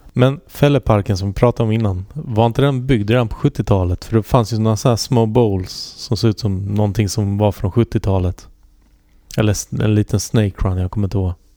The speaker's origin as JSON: {"language": "Swedish", "town": "Halmstad", "region": "Halland County", "country": "Sweden", "tie": "born or raised there", "said": "jag är uppvuxen i Halmstad"}